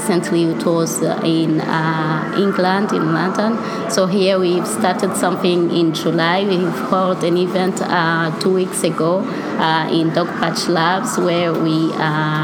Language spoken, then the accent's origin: English; Rwanda; moved away as an adult; also born or lived in Algeria / France; now in Ireland; I came originally from Africa, in Rwanda especially. So I grew up there, and since I was 18, I moved to Algeria and then France to pursue my university studies.